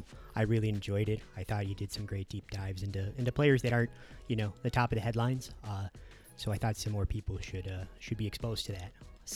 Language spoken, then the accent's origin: English; Midwest, United States; I grew up in the Midwest.